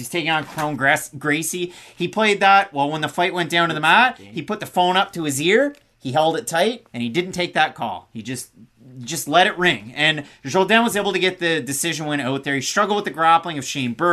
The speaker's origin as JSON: {"language": "English", "region": "Midwest", "country": "United States", "said": "I'm from the Midwest myself"}